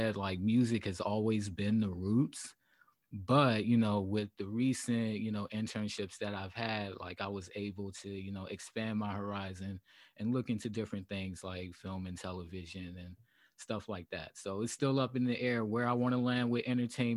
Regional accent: Savannah, Georgia, United States; moved away; also born or lived in South Carolina / Charlotte, North Carolina / Washington, District of Columbia, United States / Los Angeles; I come from Savannah, Georgia, the west side of Savannah, Georgia.

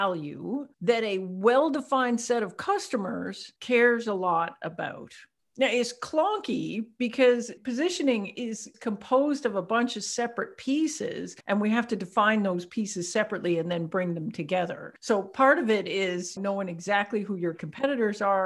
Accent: Canada; I'm Canadian.

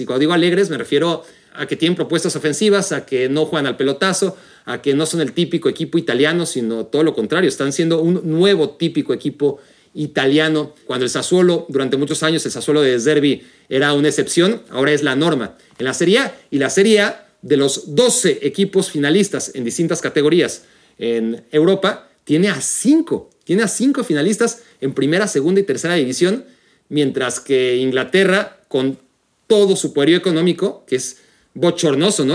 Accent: Mexico; como mexicano

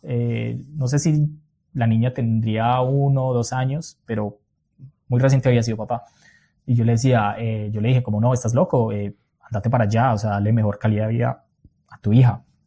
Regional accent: Colombia; moved away as an adult; also born or lived in Europe; la primera vez que yo salí de Colombia, que fue a Argentina

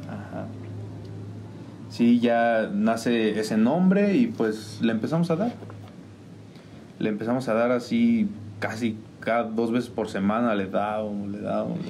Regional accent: San Juan del Río, Querétaro, Mexico; yo soy originario de San Sebastián de las Barrancas Norte.

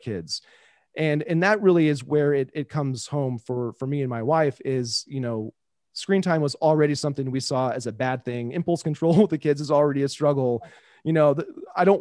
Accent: Kansas City, United States; I was growing up in Kansas City

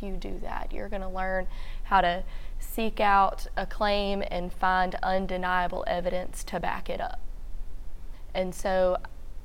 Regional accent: Shreveport, Louisiana, United States; grew up in North Shreveport and now teaching in North Shreveport

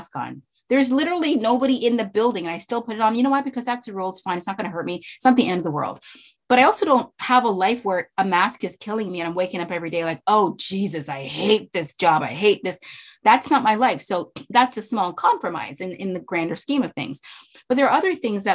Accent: Canada; moved away; I'm Canadian

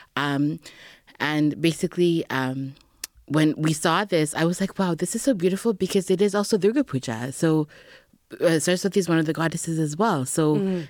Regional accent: Edmonton, Alberta, Canada; moved away as an adult; also born or lived in Toronto; I actually was born and raised in Edmonton, Alberta

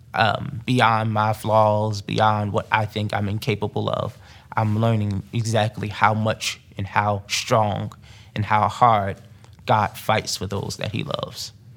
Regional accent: Newark, New Jersey, United States; moved away; growing up in Newark, New Jersey

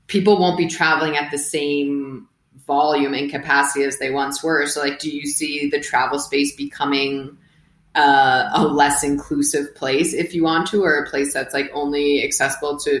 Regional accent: United States; moved away as an adult; also born or lived in Boston; now in Mexico; I'm from the States. We live in Mexico.

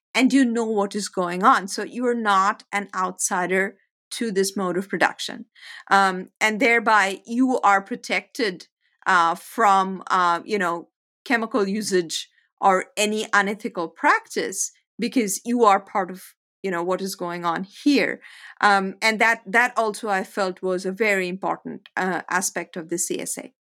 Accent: India; moved away as an adult; also born or lived in United States; I spent some time in the United States, became, a, all my influence came from here, and then I went back to India

